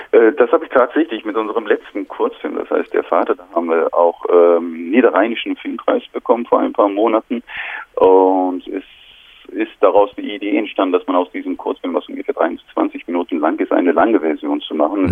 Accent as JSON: {"language": "German", "country": "Turkey", "tie": "born or raised there", "second_language": "German", "moved": "as an adult", "lives_now": "Germany", "said": "ich bin in der Türkei aufgewachsen, meine ganze Schullaufbahn war in der Türkei"}